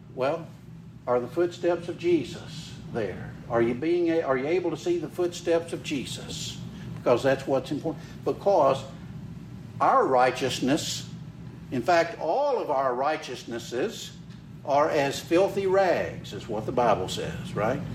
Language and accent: English; Carthage, Mississippi, United States; I was born and raised in Mississippi. Uh, grew up over in Carthage, uh, right in the middle of the state.